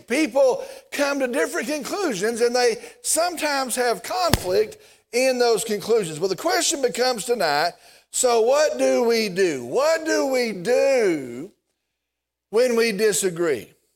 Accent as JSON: {"language": "English", "town": "Vernon", "region": "Texas", "country": "United States", "said": "I'm from Vernon"}